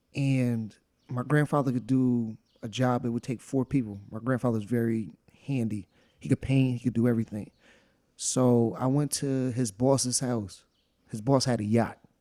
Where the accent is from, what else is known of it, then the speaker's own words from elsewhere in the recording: New York, United States; also born or lived in Monticello; we're from New York